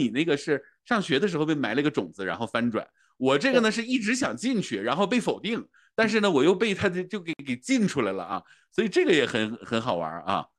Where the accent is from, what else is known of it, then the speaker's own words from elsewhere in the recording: Northeast China, China; 我们北方人就是东北人，我而且我们在东北长大，就是要点一桌子菜